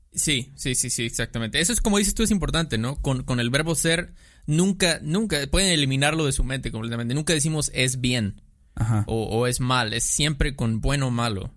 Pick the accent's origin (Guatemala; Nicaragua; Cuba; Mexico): Mexico